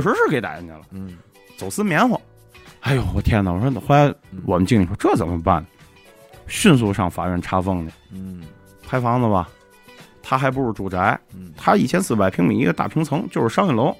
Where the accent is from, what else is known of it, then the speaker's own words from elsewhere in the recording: Beicang, Beichen District, Tianjin, China; 我很少现在说我是天津人嗯。嗯。我就是说我是北辰人，我是北苍人